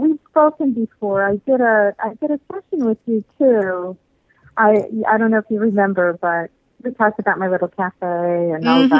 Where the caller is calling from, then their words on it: Florida, United States; from South Florida.